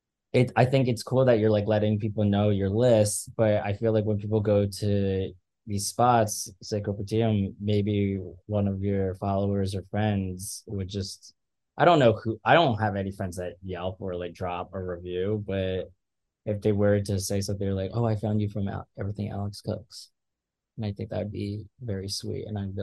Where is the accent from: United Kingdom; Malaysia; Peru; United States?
Malaysia; I'm Malaysian, and that's like my spot.